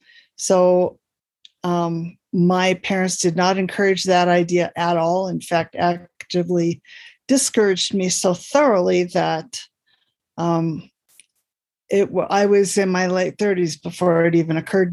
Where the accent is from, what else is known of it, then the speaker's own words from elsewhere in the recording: Oakland, California, United States; Oakland, California. And despite everything, I am still a Raider fan.